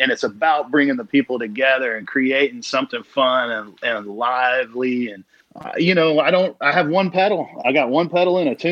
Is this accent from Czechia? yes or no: no; Bolton, Mississippi, United States; moved away as an adult; now in Vancouver, Canada; originally from Bolton, Mississippi, and I'm a songwriter and been up in Vancouver, Canada for about 12 years now